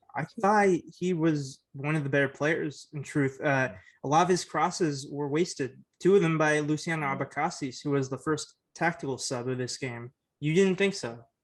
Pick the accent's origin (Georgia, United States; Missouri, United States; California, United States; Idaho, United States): California, United States; Oakland; I was born in Oakland. I've lived in the East Bay Area my whole life